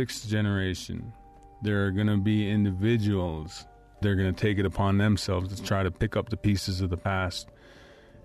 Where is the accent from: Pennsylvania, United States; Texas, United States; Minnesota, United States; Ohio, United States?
Minnesota, United States; Pine Point; I'm from the Whitest Reservation, from a village called Pine Point.